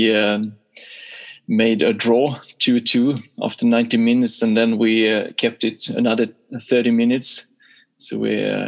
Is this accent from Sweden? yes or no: yes; Sweden; also born or lived in Boden, Sweden; it was 6 years in the first club in my hometown, and then it was another 6 years in Boden, another club up in the north of Sweden